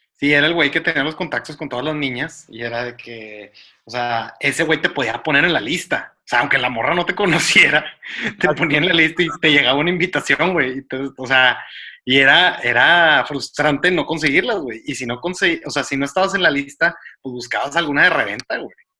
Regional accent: Monterrey, Nuevo León, Mexico; dijimos que somos de Monterrey

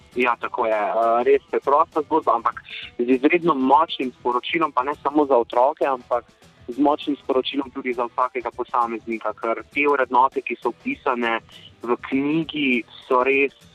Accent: Slovenia

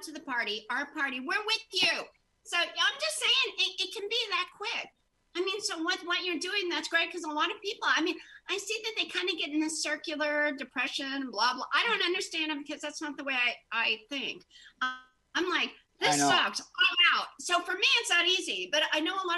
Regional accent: Indiana, United States; also born or lived in Los Angeles; I love my home state and I wanted to be here

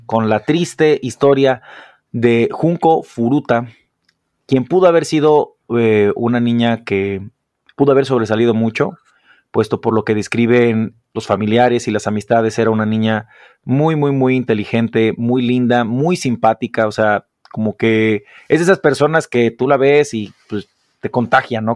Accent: Mexico; los mexicanos cuando vamos

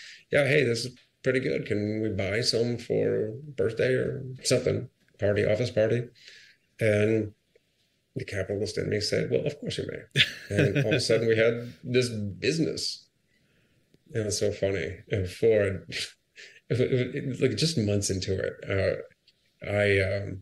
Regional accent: Akron, Ohio, United States; moved away; I ran my hometown marathon in Akron, Ohio

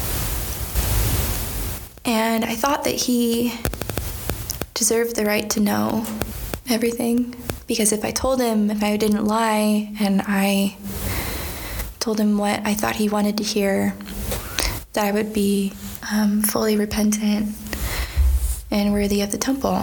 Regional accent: Wichita, Kansas, United States; also born or lived in Burlington, Kansas; when I was 10 or 11, my mom got remarried to a wonderful guy. I moved from Wichita, Kansas to Burlington, Kansas

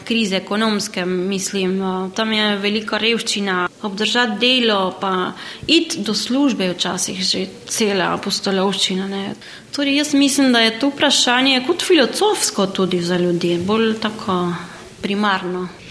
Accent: Argentina; moved away as an adult; now in Slovenia; rodila sem se v Argentini

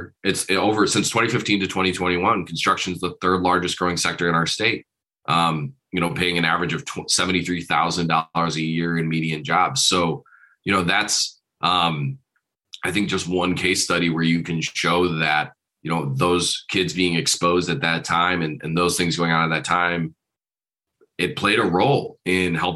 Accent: Detroit, Michigan, United States; now in Hamilton County, Indiana, United States; growing up in Detroit

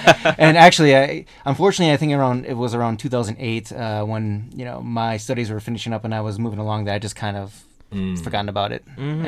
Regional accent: Plain, Wisconsin, United States; moved away; I'm originally from the United States. Mm-hmm. I actually grew up in a very, very, very rural town, a small town. It's called Plain, P-L-A-I-N, Plain.

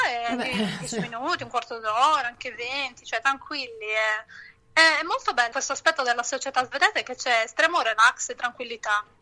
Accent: Sassari, Sardinia, Italy; moved away as an adult; also born or lived in London / Antibes / Stockholm; now in Gothenburg, Sweden; Io sono di Sassari

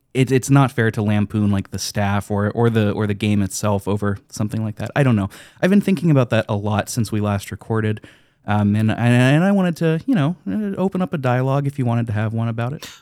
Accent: United States; my perspective as an American

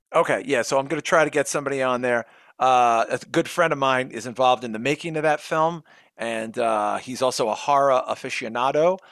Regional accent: New York City, New York, United States; I'm from Brooklyn

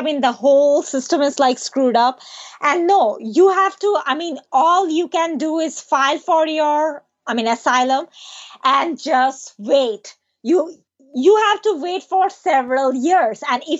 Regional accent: Bangladesh; English is a second language; moved away; $1, it's like 90 or 80 takas back home. It's a lot. $1, it's a lot back in my home country.

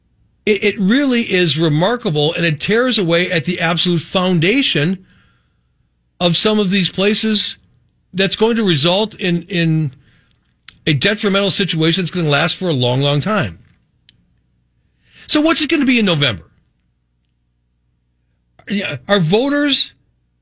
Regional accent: North Shore, Wisconsin, United States; also born or lived in Milwaukee, Wisconsin / western suburbs of Milwaukee; I grew up in the North Shore in one of the safest places in America

